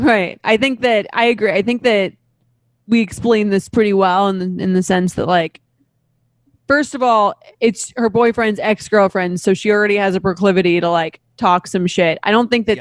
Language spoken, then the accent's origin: English; Long Island, New York, United States; I'm from Long Island.